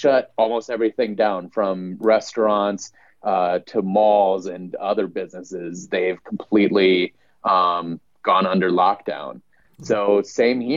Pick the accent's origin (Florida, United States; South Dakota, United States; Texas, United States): South Dakota, United States; also born or lived in Washington, D.C.; I've been back in my home state of South Dakota